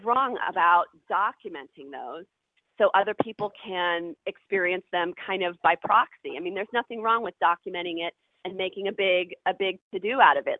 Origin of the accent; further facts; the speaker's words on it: Ohio, United States; moved away as an adult; also born or lived in New York; I grew up in Ohio, which is like, you know, cornfields and cows